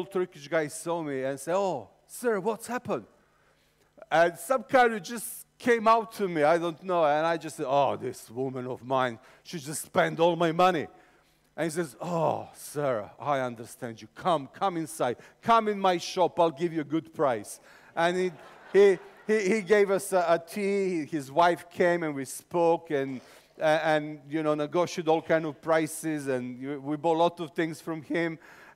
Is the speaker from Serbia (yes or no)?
yes; Serbia; accent: Eastern European; English is a second language; also born or lived in England; I'm from Serbia, which means I sound like every single Eastern European villain you ever watched in any film